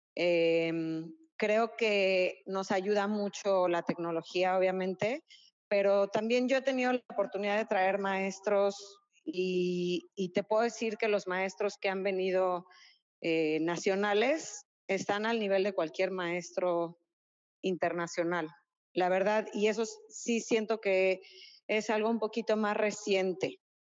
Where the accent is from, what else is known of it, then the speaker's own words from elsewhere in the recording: Mexico City, Mexico; now in Cancún, Mexico; que somos este, chilangos de corazón